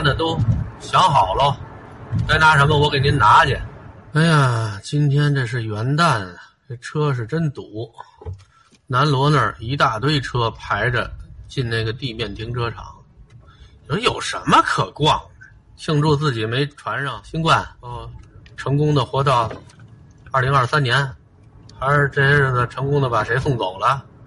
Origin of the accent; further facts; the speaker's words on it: Beijing, China; 打小就在什刹海这边儿当胡同串子